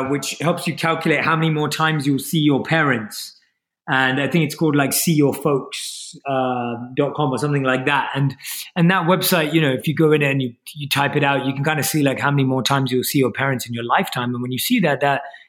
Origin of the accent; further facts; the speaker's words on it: London, United Kingdom; So I was born and raised in London and I grew up like an average Londoner